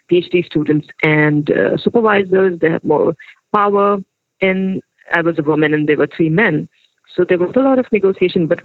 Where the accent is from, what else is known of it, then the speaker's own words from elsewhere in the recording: Pakistan; and I was from Pakistan.